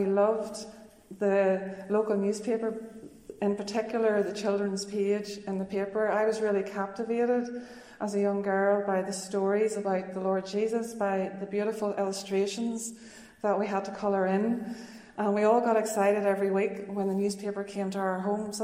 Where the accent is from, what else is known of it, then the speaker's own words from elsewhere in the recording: Newcastle, Northern Ireland, United Kingdom; also born or lived in United States / Russia; I grew up in Tullymore Forest Park, just outside Newcastle, County Down